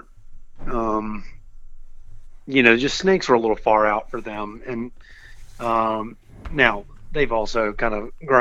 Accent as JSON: {"language": "English", "town": "Richmond", "region": "Virginia", "country": "United States", "tie": "born or raised there", "lives_now": "Alexandria, United States", "said": "I'm a Virginian, and you know, and so I grew up in Richmond, and I currently live in Alexandria"}